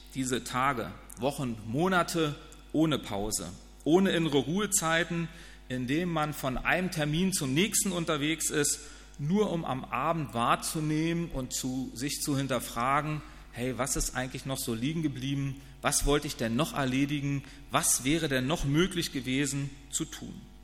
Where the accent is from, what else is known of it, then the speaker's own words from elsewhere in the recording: Northern Germany, Germany; also born or lived in Wiesbaden; meine Heimat ist der Norden